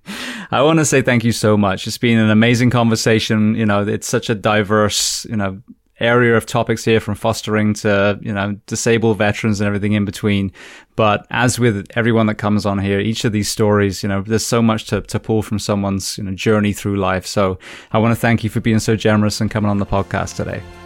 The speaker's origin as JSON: {"language": "English", "region": "England", "country": "United Kingdom", "also_born_or_lived": "California", "moved": "yes", "lives_now": "Florida, United States", "said": "I'm from England. I'm from a cold, wet"}